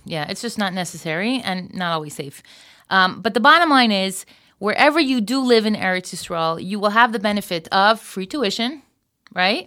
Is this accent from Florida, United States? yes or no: yes; Florida, United States; moved away as an adult; now in Israel; I was from Florida